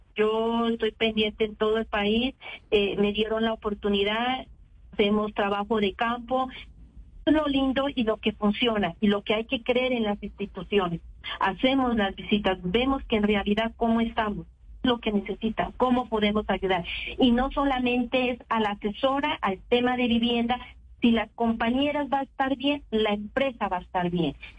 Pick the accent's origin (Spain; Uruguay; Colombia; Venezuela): Colombia; Pasto, Nariño; Soy pastusa